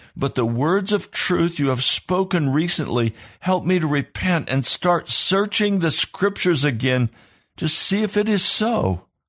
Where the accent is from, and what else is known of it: United States